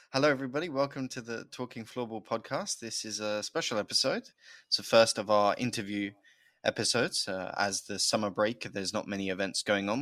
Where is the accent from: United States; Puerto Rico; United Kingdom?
United Kingdom; accent: British; being a Brit